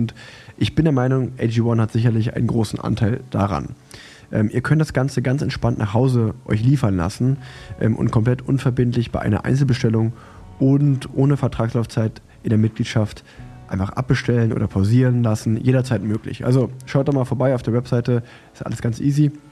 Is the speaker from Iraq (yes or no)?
no; Germany; Wir sind der, doch genau, erfolgsverwöhnt genau, sind, als Deutsche.